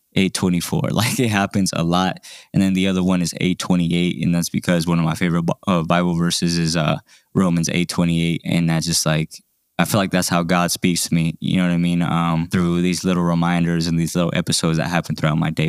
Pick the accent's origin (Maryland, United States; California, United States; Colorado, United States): Colorado, United States; Denver; I was a teenager growing up in South Denver